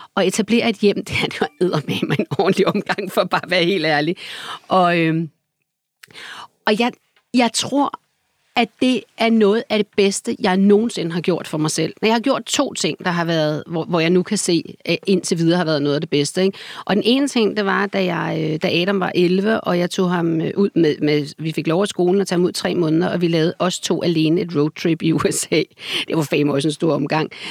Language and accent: Danish; Copenhagen, Capital Region of Denmark, Denmark; i kartoffelrækkerne, hvor jeg voksede op der, øh, som barn